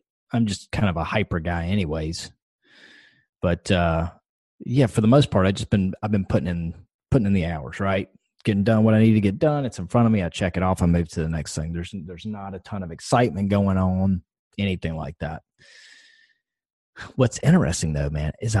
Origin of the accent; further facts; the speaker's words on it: the South, United States; I'm a Southerner by lifelong Southerner.